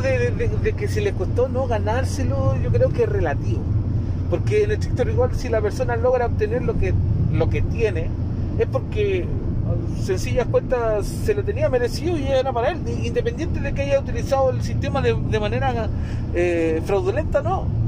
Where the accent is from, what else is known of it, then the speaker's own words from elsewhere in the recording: Osorno, Los Lagos, Chile; allá de mi ciudad natal, de Osorno